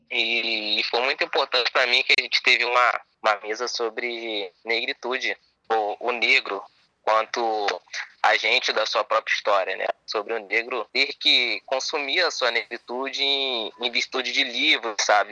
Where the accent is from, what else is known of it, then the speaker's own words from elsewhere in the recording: Belford Roxo, Rio de Janeiro, Brazil; Nasci em Belford Roxo mesmo